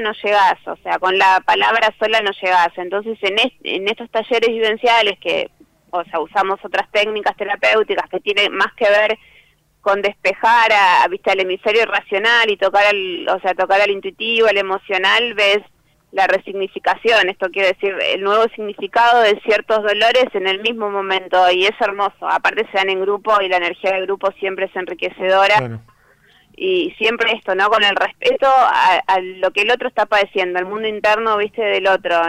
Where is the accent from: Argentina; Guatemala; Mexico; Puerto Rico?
Argentina; La Plata, Buenos Aires Province; yo soy de La Plata